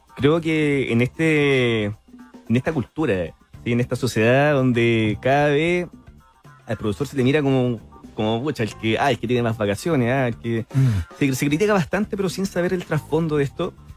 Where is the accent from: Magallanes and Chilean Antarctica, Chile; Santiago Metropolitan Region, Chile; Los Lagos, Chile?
Santiago Metropolitan Region, Chile; Cerro Navia; yo soy de Soronavia